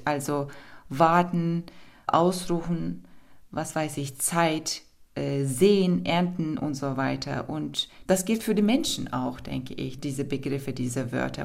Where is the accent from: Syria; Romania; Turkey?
Turkey; German is a second language; moved away as an adult; now in Berlin, Germany; Ich komme aus der Türkei